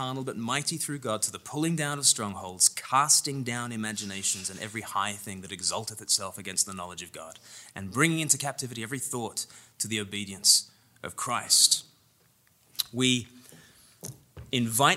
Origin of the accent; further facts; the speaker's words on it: Australia; now in England, United Kingdom; I'm Australian and I live in England